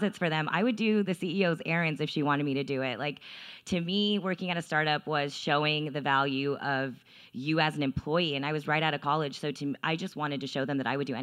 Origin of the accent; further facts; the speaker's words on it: Texas, United States; I'm from Texas, and my family is super, super traditional